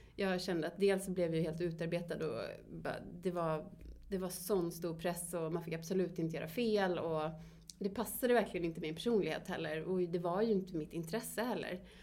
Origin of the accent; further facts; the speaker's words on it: Borås, Västra Götaland, Sweden; also born or lived in Varberg; vi är uppvuxna i Borås